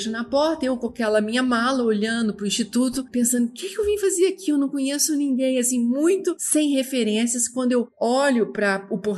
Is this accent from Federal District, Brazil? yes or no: no; Uberlândia, Minas Gerais, Brazil; also born or lived in Belo Horizonte; Eu sou brasileira, nasci em Uberlândia, é, sou de uma família ah, assim, tipicamente do interior. Quando eu saí de Uberlândia, terminei eh, meus estudos e vim completar minha, minha vida acadêmica acadêmica em Belo Horizonte